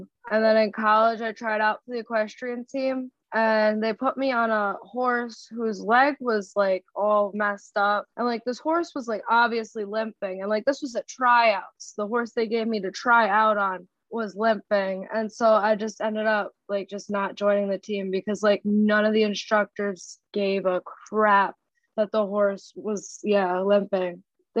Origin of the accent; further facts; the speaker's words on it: New York City, New York, United States; Harlem, New York.